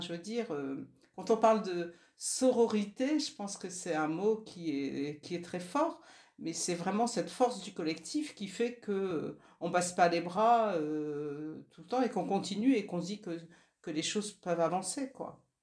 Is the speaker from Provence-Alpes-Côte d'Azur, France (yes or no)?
no; Nord, Hauts-de-France, France; moi je suis du Nord